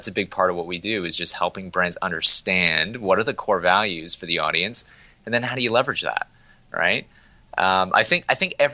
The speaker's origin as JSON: {"language": "English", "town": "Toronto", "region": "Ontario", "country": "Canada", "tie": "born or raised there", "said": "Originally from Toronto. Yeah, no. I grew up in Toronto"}